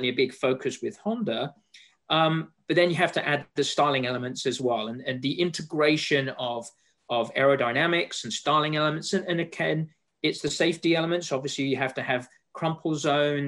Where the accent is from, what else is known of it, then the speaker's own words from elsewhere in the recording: England, United Kingdom; moved away; as you can tell from my accent, and Laura, you and I have spoken before, you know, I'm from England, so I'm a European